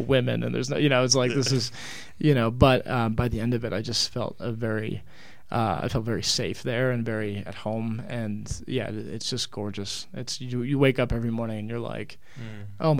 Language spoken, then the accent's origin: English; Virginia Beach, Virginia, United States; moved away as an adult; also born or lived in Utah; now in Colorado, United States; I was born and raised in Virginia Beach, Virginia